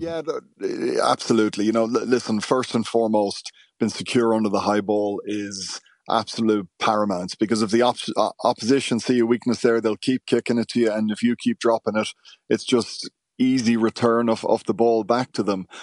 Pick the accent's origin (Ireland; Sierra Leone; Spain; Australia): Ireland; it's something that's inherent in our D N A as Irish people